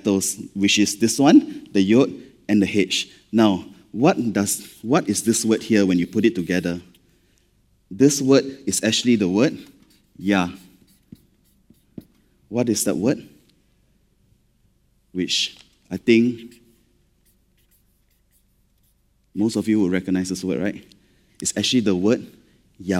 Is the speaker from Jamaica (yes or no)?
no; Malaysia; accent: Malaysian; being Malaysian, when we read scripture, sometimes not enough drama, lah, okay, because of our accent